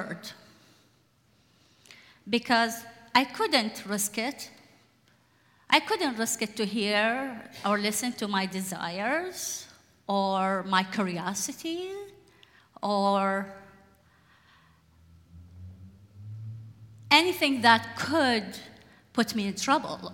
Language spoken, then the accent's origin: English; Iraq; now in Portland, United States; I was born and raised in Iraq